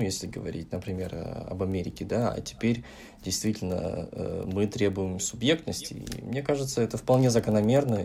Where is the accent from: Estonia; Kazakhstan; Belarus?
Kazakhstan; у нас, в наших краях